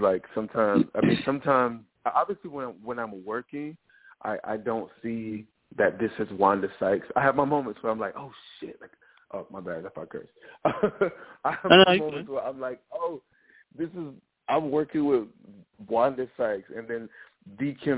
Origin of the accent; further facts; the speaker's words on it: the South, United States; I'm from the South, you know what I mean?